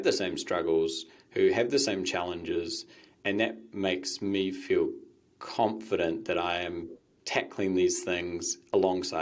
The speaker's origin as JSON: {"language": "English", "area": "Waiheke Island", "region": "Auckland", "country": "New Zealand", "tie": "born or raised there", "also_born_or_lived": "United States", "moved": "yes", "said": "I grew up on Waiheke and then went to America"}